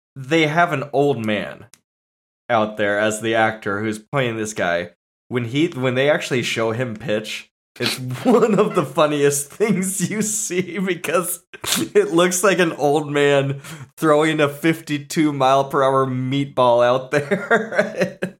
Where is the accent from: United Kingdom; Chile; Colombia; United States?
United States; San Diego, California; I grew up in, like, through my childhood in San Diego